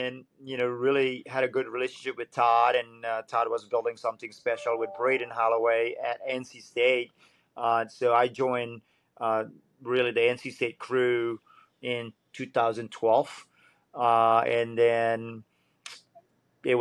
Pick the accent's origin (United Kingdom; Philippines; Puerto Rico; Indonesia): Indonesia; Bali; also born or lived in Florida; now in Wilmington, United States; I grew up in Bali